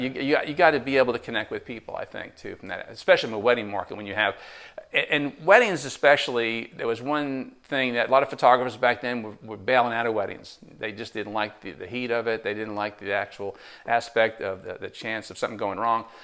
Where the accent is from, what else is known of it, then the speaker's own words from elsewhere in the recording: New Jersey, United States; moved away as an adult; now in Tarboro, United States; I'm originally from New Jersey